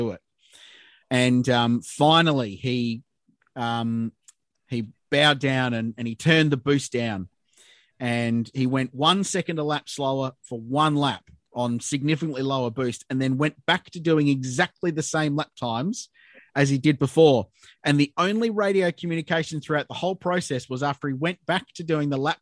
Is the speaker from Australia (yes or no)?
yes; Adelaide, South Australia, Australia; my background growing up in Adelaide and having the Australian Grand Prix in my backyard